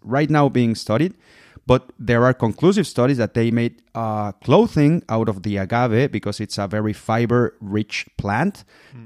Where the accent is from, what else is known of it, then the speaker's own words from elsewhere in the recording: Guadalajara, Jalisco, Mexico; moved away as an adult; also born or lived in Puerto Vallarta; now in Germany; I was born in Puerto Vallarta, where I come from. I was raised in Guadalajara. That's tequila land. I live in Germany since 2014